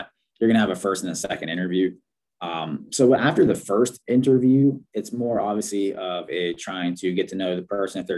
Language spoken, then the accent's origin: English; Pittsburgh, Pennsylvania, United States; I'm from Pittsburgh